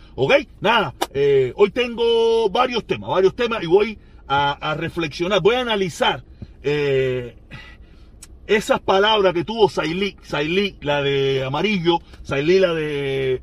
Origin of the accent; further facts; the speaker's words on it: Pinar del Río, Cuba; also born or lived in Vedado, Havana; soy pinareño, aunque yo nací en el Vedado